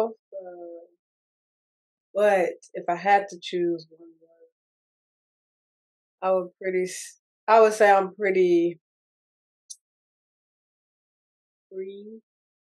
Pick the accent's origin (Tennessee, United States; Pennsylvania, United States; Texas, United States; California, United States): Tennessee, United States; Murfreesboro; moved away as an adult; also born or lived in Mississippi; raised in Tennessee.